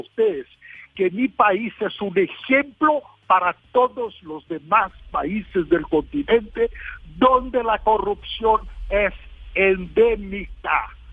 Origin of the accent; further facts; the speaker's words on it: Brazil; Spanish is a second language; Yo tengo mucho orgullo de mi país